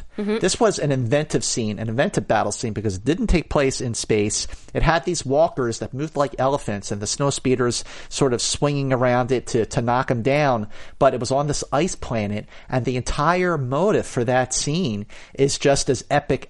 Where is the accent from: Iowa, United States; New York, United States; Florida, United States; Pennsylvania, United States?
Pennsylvania, United States; Philadelphia; when I was growing up in Philadelphia